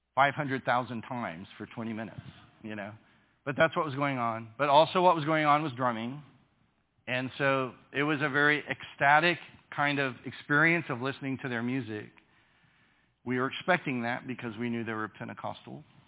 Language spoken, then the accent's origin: English; United States; I am from the United States.